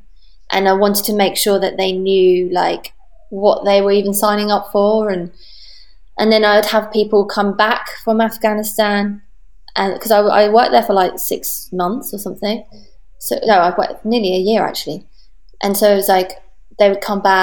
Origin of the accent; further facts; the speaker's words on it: Portsmouth, South East England, United Kingdom; now in London, United Kingdom; I was from Portsmouth